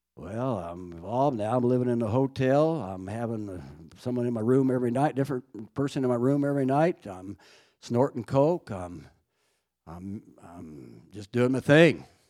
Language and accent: English; Fairview, Oklahoma, United States; I grew up in Fairview, Oklahoma, about a hundred miles from Amarillo